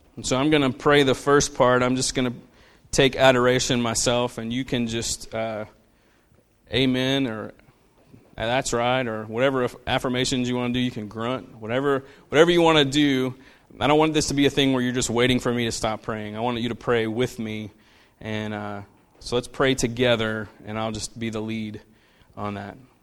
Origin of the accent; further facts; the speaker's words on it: Central, United States; I grew up, I grew up in Central, which was not the Central that it is now. Like, it was much more of, like, a country town